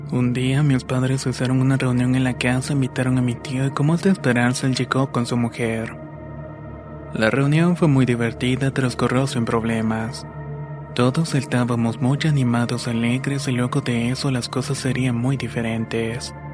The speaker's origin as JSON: {"language": "Spanish", "region": "Mexico City", "country": "Mexico", "moved": "yes", "lives_now": "Baja California Sur, Mexico", "said": "tengo 28 años y soy de la Ciudad de México, pero actualmente radico en Baja California Sur."}